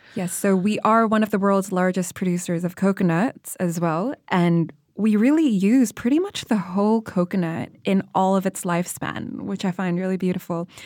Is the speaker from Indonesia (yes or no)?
yes; Indonesia; People come up to me and ask me, "Where are you from?" And I would be like, "Indonesia."